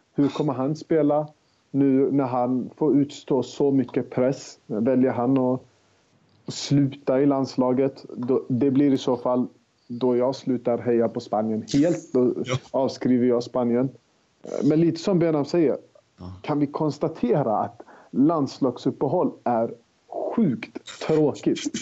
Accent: Sweden; vi är ju svenskar

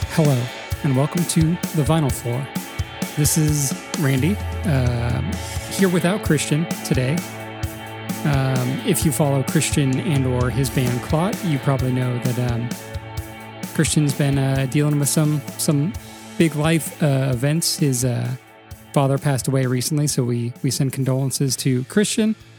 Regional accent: California, United States; now in Atlanta, United States; growing up in California

